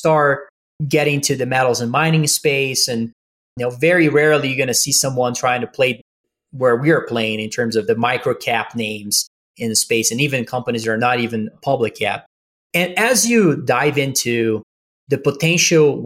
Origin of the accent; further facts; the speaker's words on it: Brazil; I am from Brazil